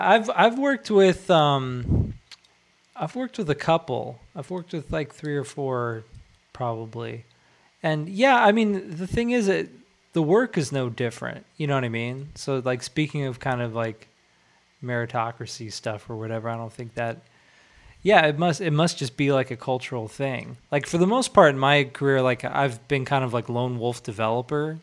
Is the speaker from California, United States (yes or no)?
yes; Irvine, California, United States; I grew up like in Irvine